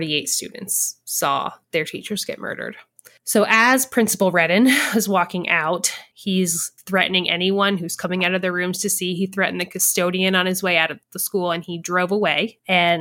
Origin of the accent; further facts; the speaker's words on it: Hartford City, Indiana, United States; we grew up in Hartford City